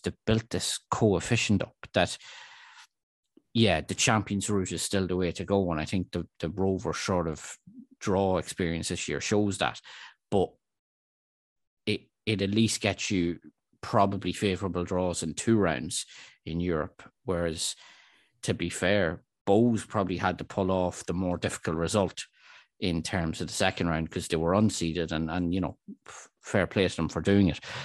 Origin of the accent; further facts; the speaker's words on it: Dundalk, Leinster, Ireland; I'm from Dundalk and I'm a Dundalk supporter